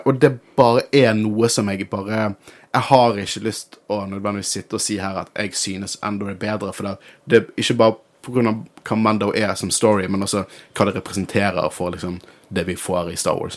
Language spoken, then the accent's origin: Norwegian; Norway; Jeg er norsk